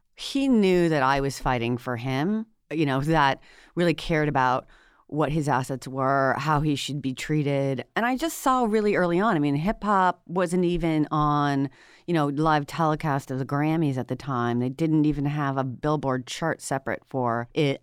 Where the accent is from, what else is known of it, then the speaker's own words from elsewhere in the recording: Washington, United States; moved away as an adult; I'm from Washington State originally, and I came out to the East Coast to go to law school at Cornell